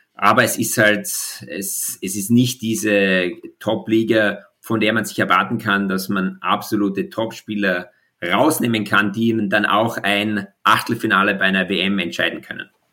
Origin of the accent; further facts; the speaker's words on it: Austria; als Österreicher